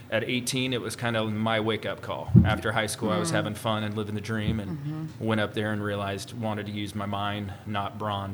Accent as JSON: {"language": "English", "town": "Grover Beach", "region": "California", "country": "United States", "tie": "born or raised there", "also_born_or_lived": "Alaska / San Diego", "said": "Born and raised in Grover Beach."}